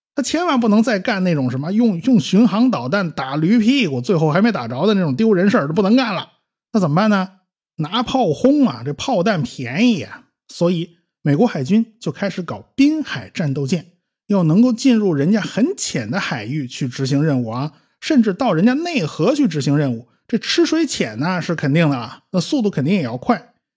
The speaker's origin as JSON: {"language": "Chinese", "country": "China", "said": "我们中国人"}